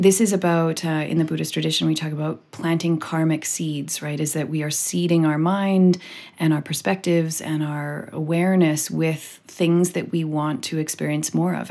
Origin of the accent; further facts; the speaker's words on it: British Columbia, Canada; I am a white person from Canada, born and raised in British Columbia